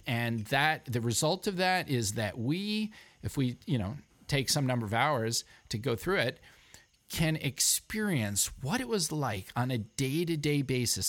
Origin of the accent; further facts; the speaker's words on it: New York City, New York, United States; now in Vermont, United States; I'm a New Yorker